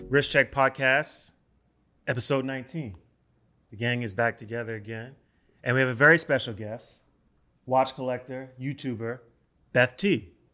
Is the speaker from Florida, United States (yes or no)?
no; New York City, New York, United States; I'm from the North Bronx. So I grew up on Seton Avenue, like on the border